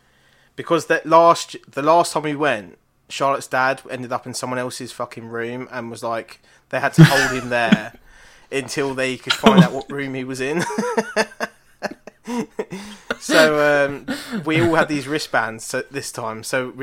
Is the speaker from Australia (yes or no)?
no; Ireland; And because I'm Irish, I have a lot of people in my family called O'Brien.